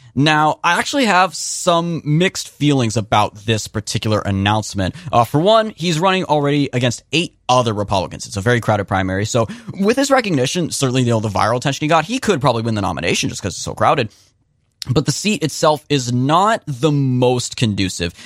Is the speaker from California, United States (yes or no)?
yes; California, United States; moved away as an adult; I'm from California. The last full year I spent in California before I moved out here was twenty eighteen